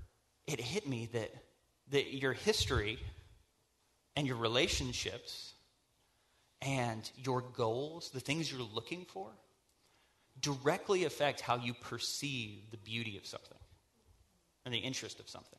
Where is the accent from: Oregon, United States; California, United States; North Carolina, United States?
North Carolina, United States; also born or lived in Michigan / South Dakota; I grew up in North Carolina.